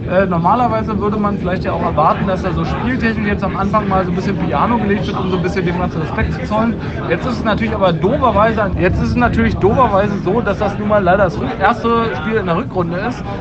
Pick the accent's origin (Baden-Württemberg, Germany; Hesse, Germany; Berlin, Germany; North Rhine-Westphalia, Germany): North Rhine-Westphalia, Germany; Düsseldorf; ich bin ja gleich bei einer Auswärtsfahrt dabei, als Düsseldorfer sozusagen.